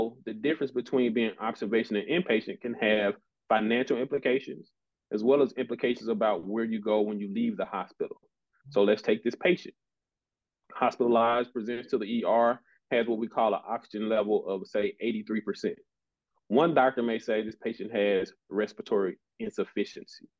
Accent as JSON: {"language": "English", "town": "Jackson", "region": "Mississippi", "country": "United States", "also_born_or_lived": "Nashville, Tennessee", "said": "I'm from Jackson, Mississippi, originally."}